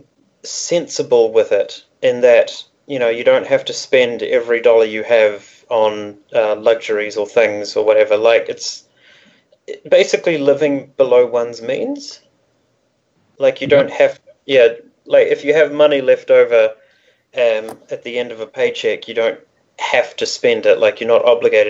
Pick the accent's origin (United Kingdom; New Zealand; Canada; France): New Zealand; We're both born and raised in New Zealand.